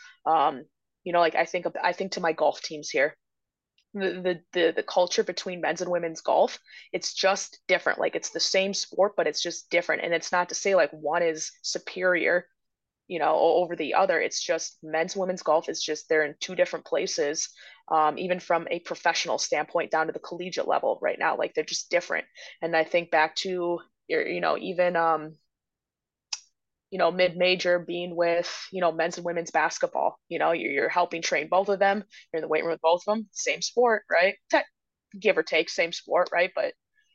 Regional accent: Wisconsin, United States; moved away as an adult; now in Illinois, United States; growing up in Wisconsin

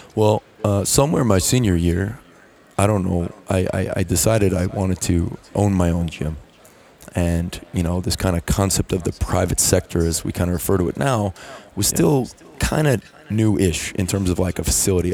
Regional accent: New York City, New York, United States; moved away; I'm from New York City, and um, you know there really was no major college football program. I mean I, I kind of lived near St. John's University

